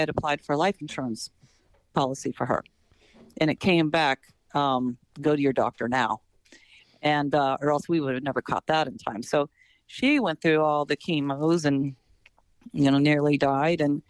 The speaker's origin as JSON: {"language": "English", "town": "Morgantown", "region": "West Virginia", "country": "United States", "tie": "born or raised there", "said": "I was a townie and I'm from Morgantown"}